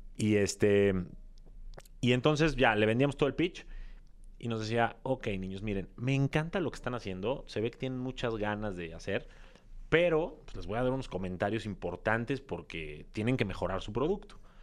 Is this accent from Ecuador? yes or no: no; Mexico City, Mexico; Soy de Ciudad de México, de padres también mexicanos, pero de ascendencia libanesa